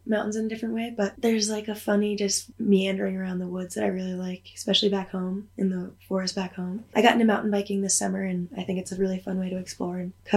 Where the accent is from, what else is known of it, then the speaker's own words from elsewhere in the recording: East Coast, United States; moved away as an adult; also born or lived in New Hampshire; now in Jackson Hole, United States; Growing up on the East Coast in ski racing, and ended up ski racing at a collegiate level, and was skiing at the University of New Hampshire